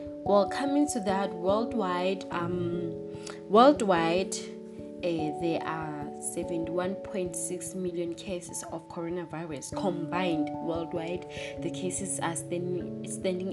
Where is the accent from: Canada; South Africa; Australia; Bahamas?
South Africa